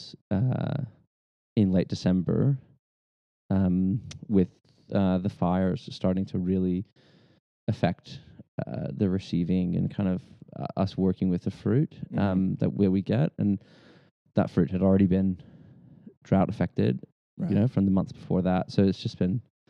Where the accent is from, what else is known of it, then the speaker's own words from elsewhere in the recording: Texas, United States; moved away as an adult; now in Australia; I was born in the States and raised in Texas, native Texan, moved here to Australia in 2009